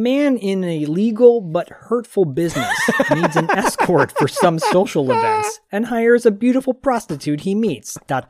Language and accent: English; New York, United States; I get these things. I'm from New York.